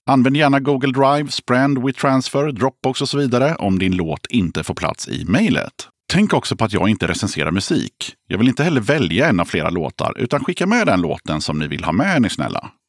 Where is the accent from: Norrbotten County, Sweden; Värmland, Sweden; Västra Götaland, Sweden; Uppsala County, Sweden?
Värmland, Sweden; Filipstad; Filipstad i Värmland.